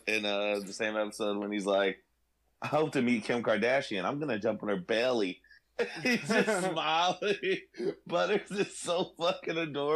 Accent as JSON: {"language": "English", "region": "California", "country": "United States", "said": "I'm from California."}